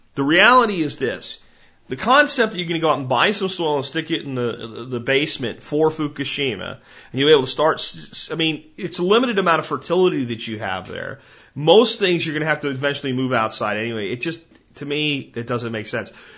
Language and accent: English; Jacksonville, Florida, United States; moved away; I grew up in Jacksonville for quite a bit of my childhood, and I loved roaming the swamps on the Atlantic side in, in Jacksonville, Florida